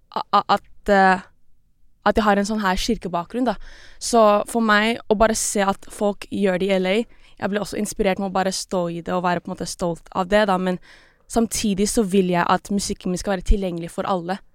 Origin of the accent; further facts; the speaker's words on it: Norway; Norwegian is a second language; also born or lived in Philippines; jeg ble født her i Norge, og så jeg flytta tilbake til Filippinene, jeg var sånn rundt tre-fire år, og så flyttet vi igjen tilbake til Norge, det var åtte